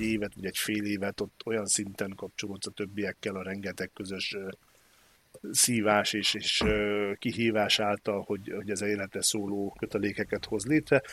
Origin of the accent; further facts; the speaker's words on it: Hungary; nagyon büszkén vallottam magam magyarnak mindig is